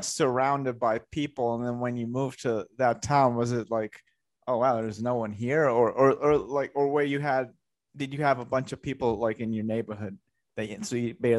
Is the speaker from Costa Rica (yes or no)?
yes; Costa Rica; moved away; I grew up in Costa Rica, so I didn't have snow.